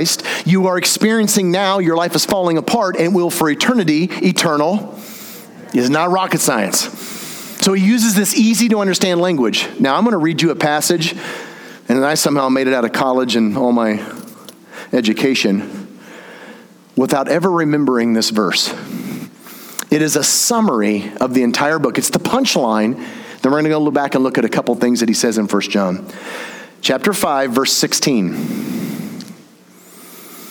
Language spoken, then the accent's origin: English; the South, United States; I'm from the South